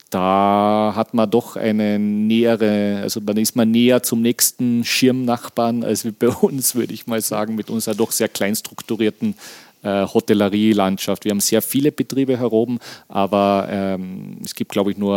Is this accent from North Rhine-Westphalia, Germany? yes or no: no; Hamburg, Germany; ich als Hamburger natürlich gerne.